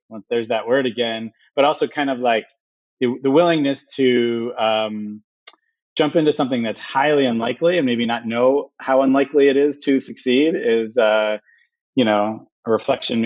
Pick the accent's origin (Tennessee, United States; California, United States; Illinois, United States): Illinois, United States; moved away as an adult; also born or lived in Iowa; now in New York, United States; I grew up in Illinois, went to school in Iowa, came to New York, was in New York for a bunch of years